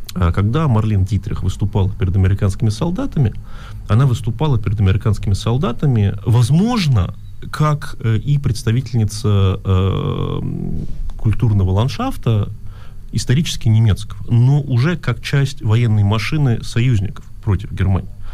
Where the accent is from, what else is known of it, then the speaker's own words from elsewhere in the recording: Russia; first language Russian; now in Germany; я родился в России, и русский мой первый язык